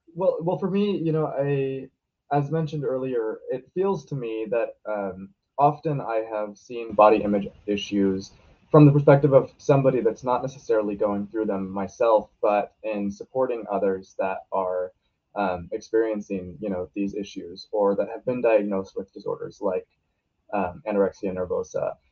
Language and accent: English; Portland, Oregon, United States; I'm a senior in high school and also in the Portland metro area.